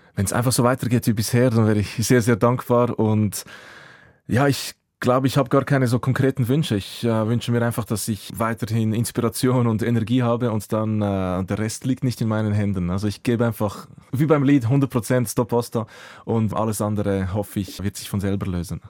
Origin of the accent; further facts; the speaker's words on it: Säuliamt, Zurich, Switzerland; first language Croatian; German is a second language; also born or lived in Croatia; meine Jugend im Säuleamt, in Wetzwil oder Affolter am